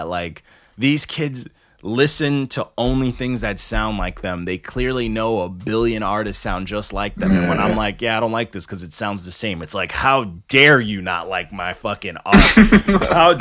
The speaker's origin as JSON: {"language": "English", "region": "New York", "country": "United States", "tie": "born or raised there", "also_born_or_lived": "Canada", "said": "I was born in Canada, but my mom, escaped Canada. And, like, you know, I was raised out here. I was raised in New York."}